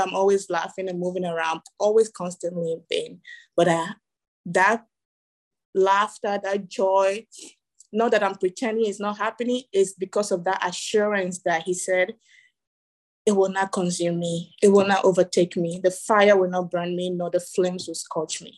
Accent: Ghana; moved away; also born or lived in Togo; I was born in Togo, West Africa, raised in Ghana

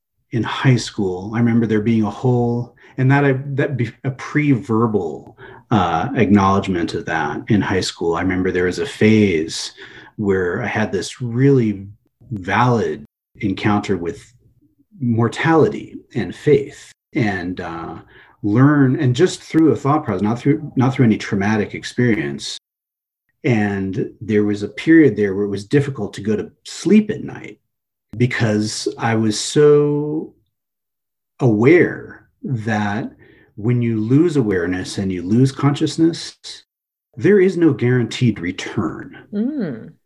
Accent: Los Angeles, California, United States; also born or lived in East Coast, United States; Mostly Southern California. I was born in the East Coast.

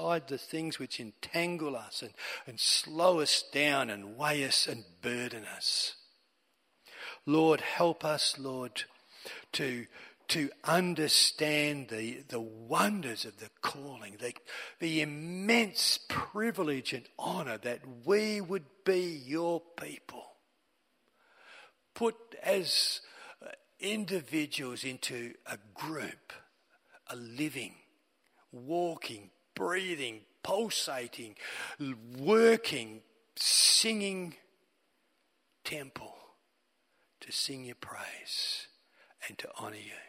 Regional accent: Australia

